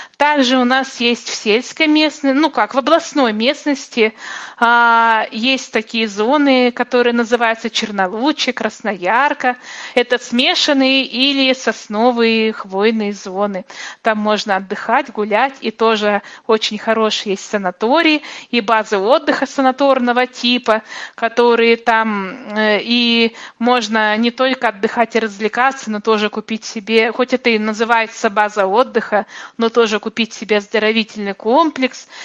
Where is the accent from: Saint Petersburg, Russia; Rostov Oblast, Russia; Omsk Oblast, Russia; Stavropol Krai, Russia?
Omsk Oblast, Russia; Omsk; мой родной город